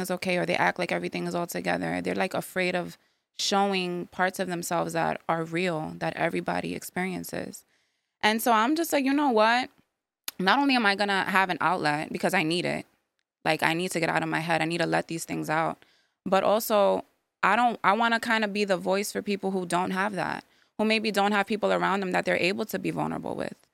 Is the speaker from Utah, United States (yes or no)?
no; New York City, New York, United States; now in Yonkers, United States; I was born in the Bronx. I live in Yonkers now